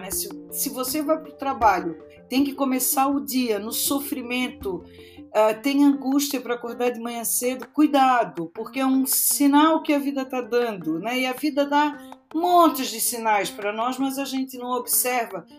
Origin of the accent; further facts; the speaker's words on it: Florianópolis, Santa Catarina, Brazil; moved away as an adult; now in São Paulo, Brazil; Eu sou de Florianópolis, nasci lá e passei a minha adolescência, a minha juventude sem meu pai italiano deixar eu vir para São Paulo.